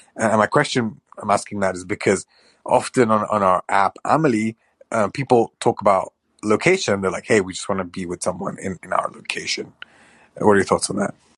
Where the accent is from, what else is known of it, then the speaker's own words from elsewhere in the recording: Pakistan; I'm Pakistani